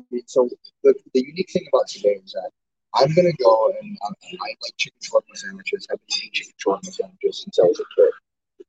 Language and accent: English; Dearborn, Michigan, United States; I grew up in Dearborn, I know shawarma, I love shawarma, and I'm Mexican, Italian, and Lebanese